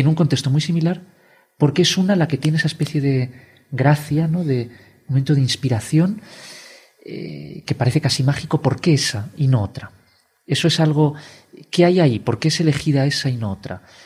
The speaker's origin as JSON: {"language": "Spanish", "country": "Spain", "said": "como somos españoles"}